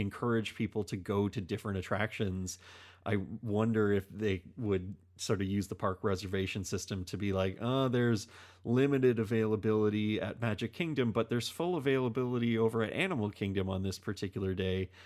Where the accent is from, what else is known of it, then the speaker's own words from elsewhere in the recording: Canada; we are a Canadian podcast. Um, we are Canadians